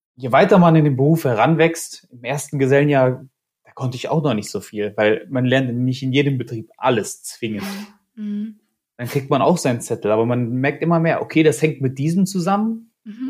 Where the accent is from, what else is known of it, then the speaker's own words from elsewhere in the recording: Kassel, Hesse, Germany; moved away as an adult; now in Cologne, Germany; ich habe meine Ausbildung gemacht, da wo ich herkomme, in Kassel